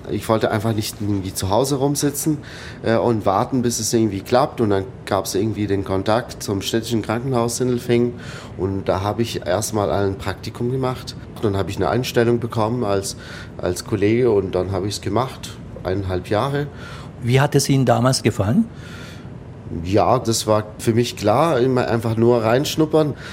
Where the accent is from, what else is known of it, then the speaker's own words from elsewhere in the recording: Abu Dhabi, United Arab Emirates; moved away; also born or lived in Tunisia; Also, also ich bin in Abu Dhabi aufgewachsen. Mein Vater hat dort gearbeitet für eine französische Ölfirma und irgendwann 92, 93 haben wir Abu Dhabi verlassen, sind wir nach Tunesien